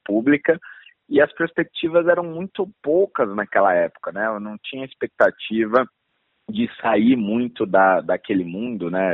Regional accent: São Paulo, Brazil; eu já nasci em São Paulo e cresci em São Paulo

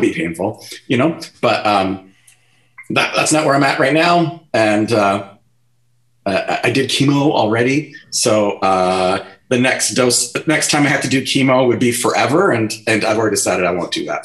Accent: Vancouver, British Columbia, Canada; also born or lived in North Delta / Surrey / Burnaby; I grew up a lot of places in Vancouver. So, um, uh, I grew up in East Vancouver for, for, the first eight years, and then my parents moved out to the suburbs of North Delta

